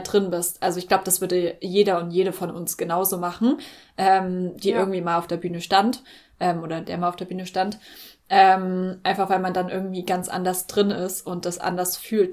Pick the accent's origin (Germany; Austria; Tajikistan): Germany; für uns als Deutsche